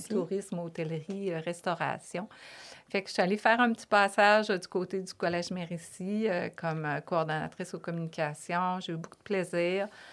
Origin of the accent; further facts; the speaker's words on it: Lévis, Quebec, Canada; accent: Québécois; moved away as an adult; also born or lived in Toronto, Canada / Paris, France; je suis une fille euh, de vraiment une Lévisienne profonde. ma mère, mon père, on, est tous, tous